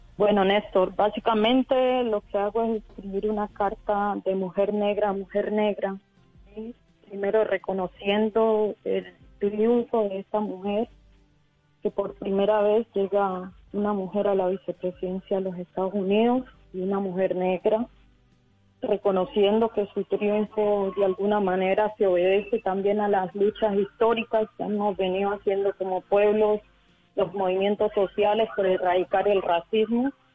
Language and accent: Spanish; Colombia; also born or lived in Cauca